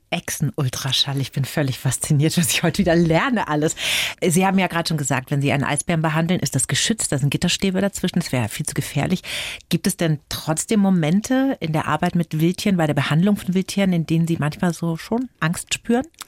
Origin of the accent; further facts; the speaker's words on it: Middle Franconia, Bavaria, Germany; aus meiner Heimat, aus Mittelfranken